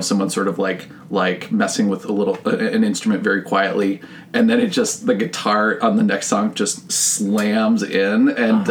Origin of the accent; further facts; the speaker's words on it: Richfield, Minnesota, United States; I actually grew up in Richfield, like a mile oh. from our current house